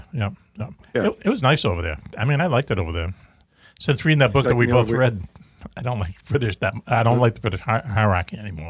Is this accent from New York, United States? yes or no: no; Massachusetts, United States; accent: Massachusetts